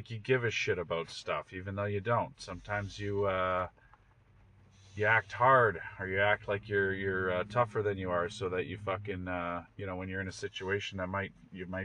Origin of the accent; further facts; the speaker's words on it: Canada; also born or lived in Toronto; speaking as a Canadian